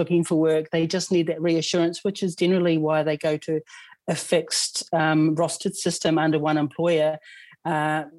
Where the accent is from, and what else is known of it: New Zealand; moved away as an adult; now in Queensland, Australia